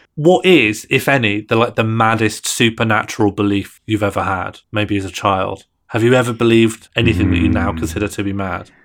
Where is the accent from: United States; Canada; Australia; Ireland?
Ireland; I'm from an Irish Catholic family and community